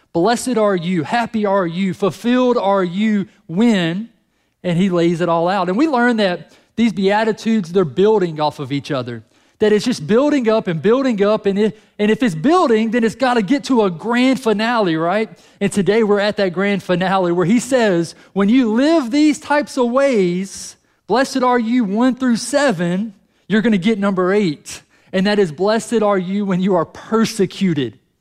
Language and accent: English; United States; we're American